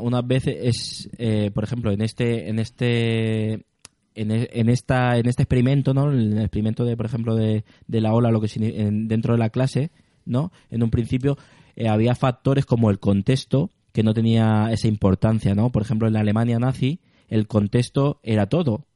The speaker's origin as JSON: {"language": "Spanish", "country": "Spain", "said": "el sentimiento de español cuando salimos de España"}